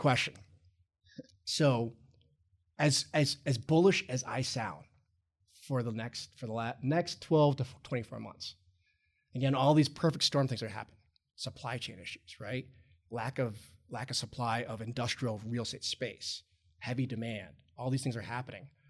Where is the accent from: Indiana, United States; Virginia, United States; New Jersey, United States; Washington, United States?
Virginia, United States; Roanoke; moved away as an adult; also born or lived in Ohio / Chicago; I'm originally from Roanoke, Virginia